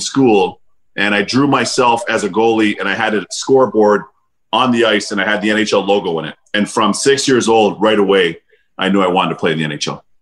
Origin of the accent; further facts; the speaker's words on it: Toronto, Ontario, Canada; also born or lived in Barbados; growing up in Canada, specifically in Toronto